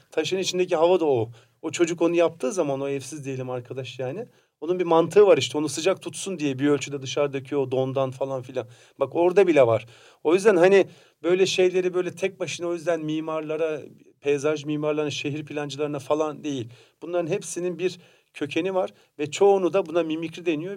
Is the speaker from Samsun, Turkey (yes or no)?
yes; Samsun, Turkey; Ben de Samsun'daki mesela taş bir evde büyüdüm